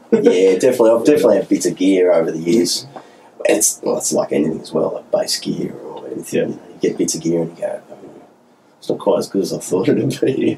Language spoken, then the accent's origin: English; Newcastle, New South Wales, Australia; moved away as an adult; now in Melbourne, Australia; I grew up in Newcastle